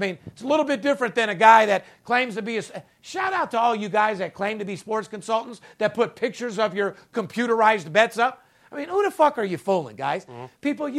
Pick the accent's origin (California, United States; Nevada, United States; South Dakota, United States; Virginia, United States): Nevada, United States; Las Vegas; born or raised there